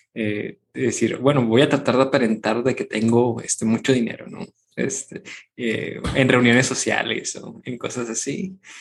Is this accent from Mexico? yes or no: yes; Mexico; nosotros somos mexicanos